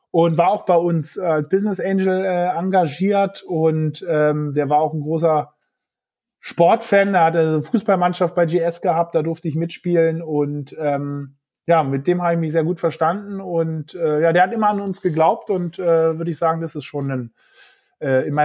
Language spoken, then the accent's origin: German; Berlin, Germany; Also Berlin ist natürlich sozusagen meine Heimat, also meine Familie, wo noch meine Eltern dergleichen